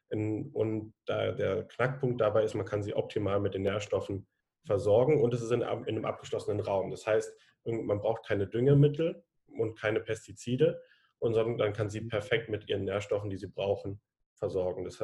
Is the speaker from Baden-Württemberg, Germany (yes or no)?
yes; Konstanz, Baden-Württemberg, Germany; Ich komme aus Konstanz vom Bodensee und ich studiere gerade an der Zeppelin-Universität Soziologie, Politik und Ökonomie.